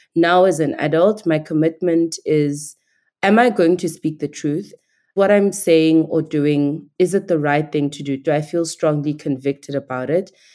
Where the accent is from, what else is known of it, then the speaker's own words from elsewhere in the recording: Queenstown, Eastern Cape, South Africa; accent: Nigerian; also born or lived in Nigeria; I grew up in Queenstown, now known as Ekomani in South Africa